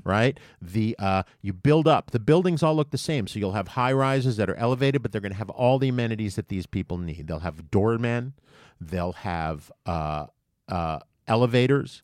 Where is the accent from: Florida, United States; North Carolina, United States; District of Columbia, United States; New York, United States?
New York, United States; I am from New York for the most part